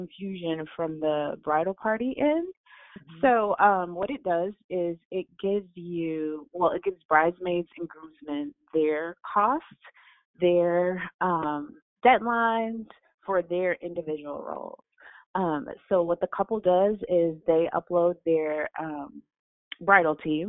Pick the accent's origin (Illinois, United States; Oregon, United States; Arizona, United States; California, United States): Illinois, United States; Chicago; I'm from Chicago